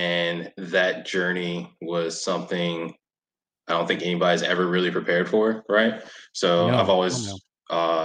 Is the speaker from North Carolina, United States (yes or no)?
yes; Raleigh, North Carolina, United States; moved away; I'm originally from North Carolina, so like I grew up in Raleigh